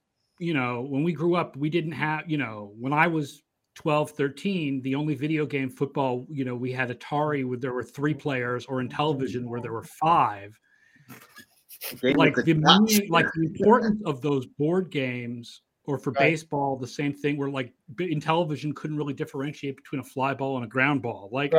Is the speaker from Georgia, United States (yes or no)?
no; California, United States; it was Dodgers because I grew up in California, so the Dodgers were the team we played all the time from '78.